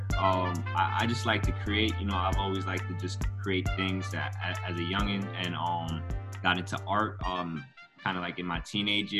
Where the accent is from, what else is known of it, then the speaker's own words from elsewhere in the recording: Westchester County / Rockland County, New York, United States; also born or lived in Peekskill, New York / Bronx, New York; I grew up in Westchester County. Well, I'm originally, I was born in Rockland County